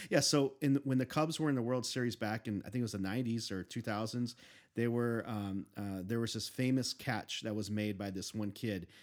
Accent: Chicago, Illinois, United States; I grew up, I was born and raised in Chicago

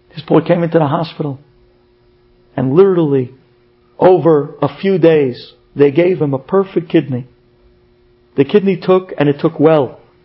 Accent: United States; moved away as an adult; now in Israel; as an American

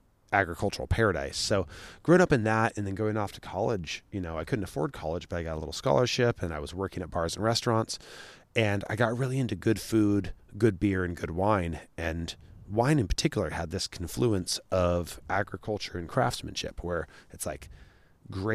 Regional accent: Sacramento, California, United States; growing up in Sacramento here, we grew up in South Sac, which is a really poor neighborhood

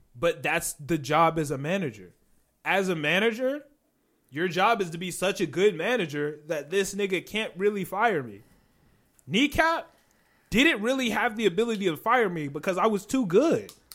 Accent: Chicagoland area, Illinois, United States; We're not from Chicago, but we're in the Chicagoland area.

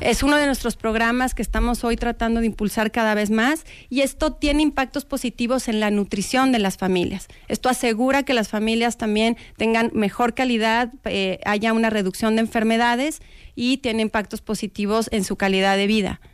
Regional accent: Mexico; como mexicanos

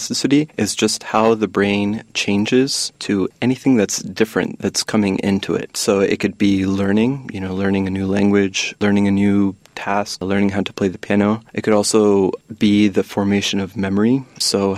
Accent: United States; I was born and raised in the U.S.

